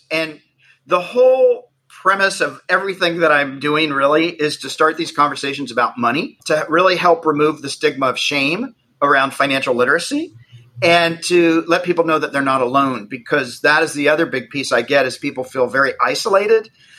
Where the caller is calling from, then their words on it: Los Angeles, California, United States; I am calling in from West Los Angeles.